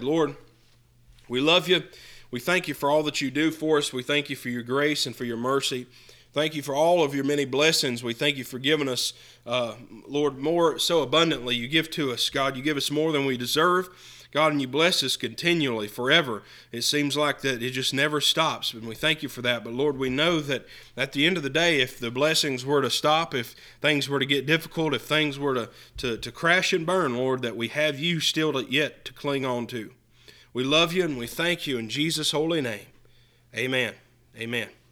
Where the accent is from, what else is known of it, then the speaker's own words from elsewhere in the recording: United States; I'm an American citizen